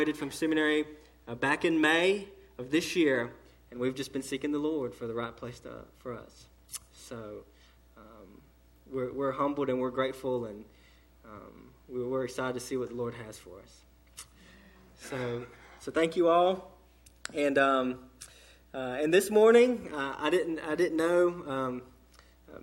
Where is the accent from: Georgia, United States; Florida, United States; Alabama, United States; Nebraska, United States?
Georgia, United States; Lakeland; I grew up in Lakeland, Georgia, which is about 20 minutes northeast of Valdosta, Georgia, small town, even smaller than Eastman. And that's where I grew up.